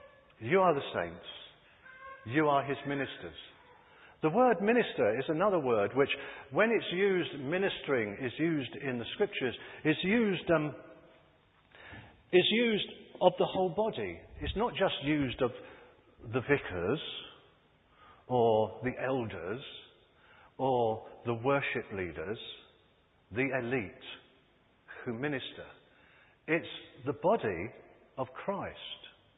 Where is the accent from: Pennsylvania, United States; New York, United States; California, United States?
California, United States; Growing up in Southern California, I watched a transformation take place in a stinking landfill.